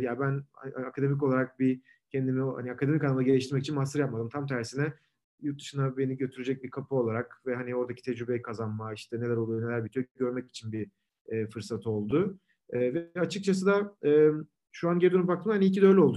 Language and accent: Turkish; İzmir, Turkey; moved away as an adult; also born or lived in Ankara, Turkey / Munich, Germany; now in London, United Kingdom; İzmirliyim. Ee, İzmir'de doğup büyüdüm.